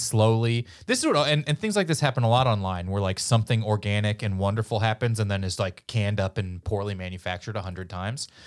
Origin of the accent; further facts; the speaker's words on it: Missouri, United States; I'm from Missouri, and we famously, uh, didn't pick a side in the Civil War